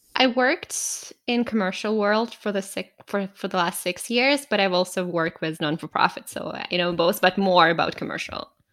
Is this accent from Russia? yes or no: yes; Russia; moved away as an adult; now in Canada; I was born in Russia, raised and born there, but I moved to Canada ten years ago